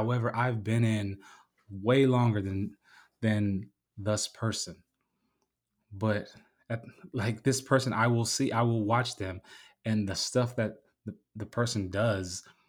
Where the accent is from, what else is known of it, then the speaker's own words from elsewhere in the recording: San Diego, California, United States; just growing up in San Diego, like when you walk down the street, because you walk everywhere.